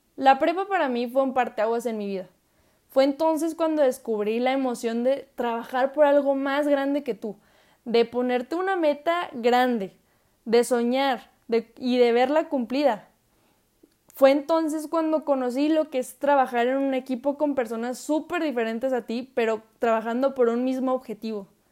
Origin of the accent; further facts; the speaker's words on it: Saltillo, Coahuila, Mexico; soy orgullosamente mexicana, nacida en mi bello Saltillo, Coahuila.